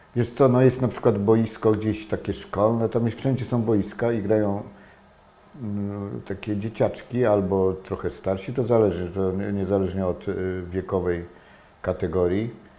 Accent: Toruń, Kuyavian-Pomeranian Voivodeship, Poland; jestem, wychowałem się w Toruniu

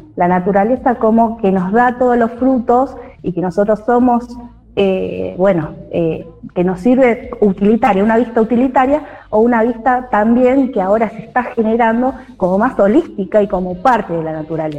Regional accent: Santa Teresita, Buenos Aires Province, Argentina; Vivo en Santa Teresita, nací en Santa Teresita

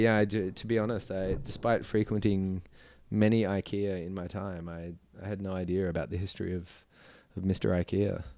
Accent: Blue Mountains, New South Wales, Australia; also born or lived in Sydney; I sort of did did most of my growing up as a kid out in the Blue Mountains

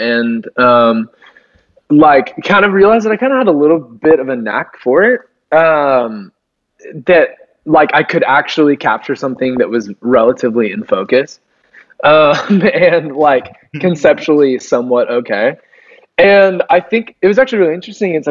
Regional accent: Fort Worth, Texas, United States; now in Dallas, United States; I grew up in Fort Worth, Texas

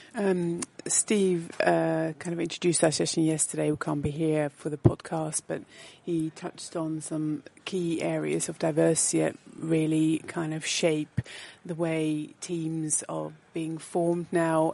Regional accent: Netherlands; moved away as an adult; now in United Kingdom; born and bred in the Netherlands and having lived and worked in the UK for 23 years

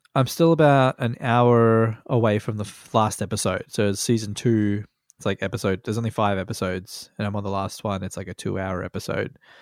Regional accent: Australia; born or raised there

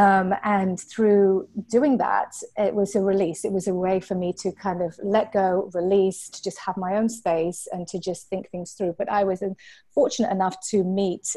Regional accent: Yorkshire and the Humber, United Kingdom; moved away as an adult; also born or lived in Hampshire, England; now in Venice, California, United States; I was born in Hampshire, which is um, about an hour south of London. It's on um, the south coast of, of England. It's a place called the New Forest. It's absolutely beautiful. I was born there, and then we moved up to Yorkshire, which is about four hours north of London

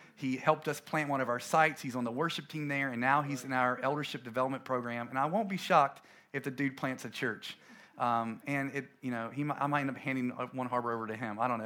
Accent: coastal North Carolina, United States; we planted a church in my hometown in a little town off, um, off the coast of North Carolina

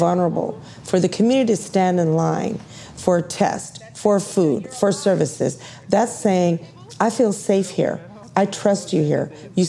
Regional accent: Houston, Texas, United States; born or raised there; moved away

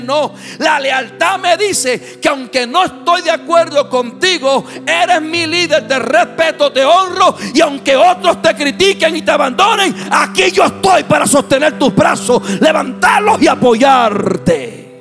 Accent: Puerto Rico; soy puertorriqueño de la calvita esta que está aquí hasta la planta de los pies

